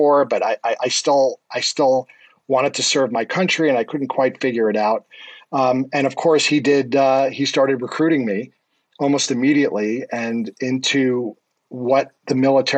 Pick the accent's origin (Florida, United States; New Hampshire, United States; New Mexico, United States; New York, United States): New York, United States; Scarsdale; also born or lived in Rye, New York; I grew up in New York in Rye and then Scarsdale